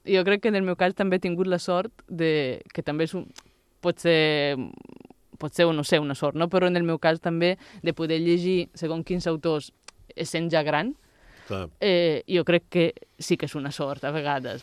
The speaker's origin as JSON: {"language": "Catalan", "country": "Italy", "also_born_or_lived": "Barcelona", "second_language": "Catalan", "moved": "as an adult", "lives_now": "Mallorca, Spain", "said": "vaig deixar Itàlia quan en tenia, quan tenia 20 anys"}